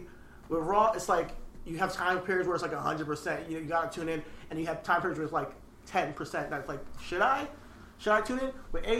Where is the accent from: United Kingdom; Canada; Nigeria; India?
Nigeria; You know, we're Nigerian out here.